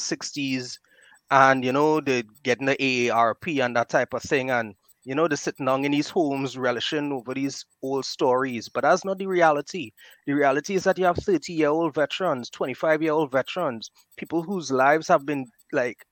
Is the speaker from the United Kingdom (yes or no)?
no; Trinidad & Tobago; I'm from Trinidad and Tobago, Marbella, this little village in the southwest, and well, a town.